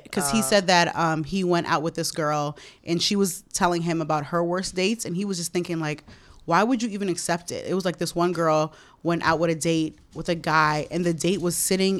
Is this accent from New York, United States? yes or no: yes; New York City, New York, United States; the Applebee's in Fresh Meadows, where I grew up in Queens.